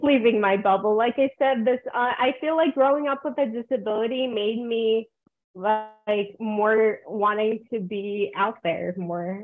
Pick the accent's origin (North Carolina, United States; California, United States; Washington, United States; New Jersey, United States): New Jersey, United States; moved away as an adult; also born or lived in South Korea; now in Rio Grande Valley, United States; I'm adopted from New Jersey. Like, that's where I grew up